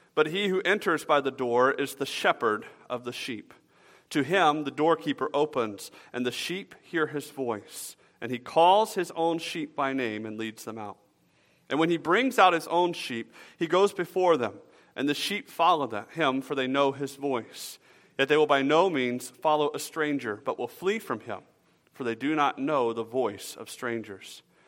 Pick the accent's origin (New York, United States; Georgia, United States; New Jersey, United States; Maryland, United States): Georgia, United States; Atlanta; moved away; I grew up in Atlanta